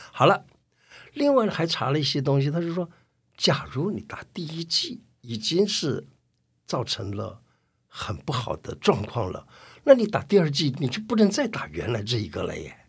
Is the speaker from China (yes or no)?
yes; China; 什么是自己治疗的方法？我们中国人真的有哎